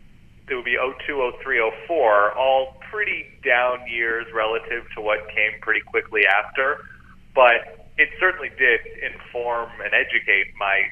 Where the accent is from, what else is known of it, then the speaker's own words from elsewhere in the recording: Southern California, United States; moved away as an adult; also born or lived in Oregon; somebody growing up in Southern California, but neither one of my parents is from the L.A. area